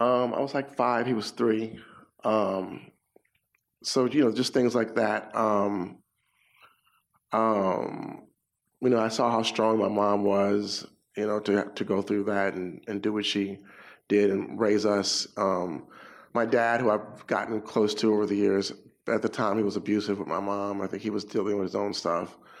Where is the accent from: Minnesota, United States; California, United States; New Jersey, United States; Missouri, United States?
California, United States; Inglewood; I'm from Inglewood. Inglewood. It's a you know a black suburb